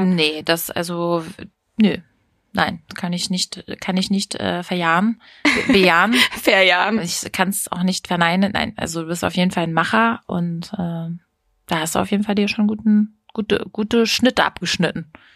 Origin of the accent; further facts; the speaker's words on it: Hameln, Lower Saxony, Germany; bei uns in Hameln